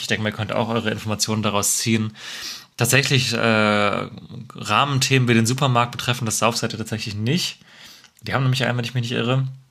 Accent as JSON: {"language": "German", "town": "Marburg", "region": "Hesse", "country": "Germany", "tie": "born or raised there", "moved": "yes", "lives_now": "Cologne, Germany", "said": "in meine Heimat äh, Marburg"}